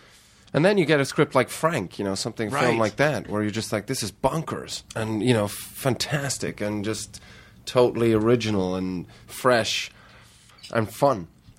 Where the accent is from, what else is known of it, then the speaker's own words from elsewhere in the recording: Ireland; also born or lived in Heidelberg, Germany; I was born in Heidelberg. And then we moved to Ireland when I was two.